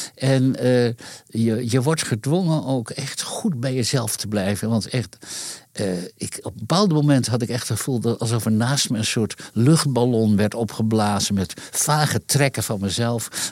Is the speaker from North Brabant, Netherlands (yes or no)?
no; Leeuwarden, Friesland, Netherlands; in Leeuwarden, waar ik opgroeide